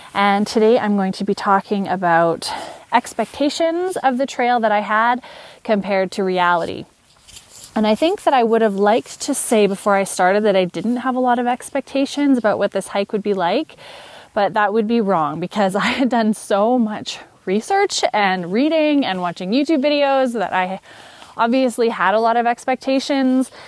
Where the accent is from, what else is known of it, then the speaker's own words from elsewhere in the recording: Canada; I am from Canada